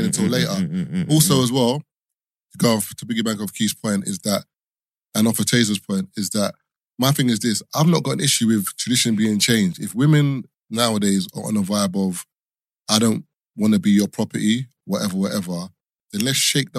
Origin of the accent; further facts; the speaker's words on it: Nigeria; I'm Nigerian.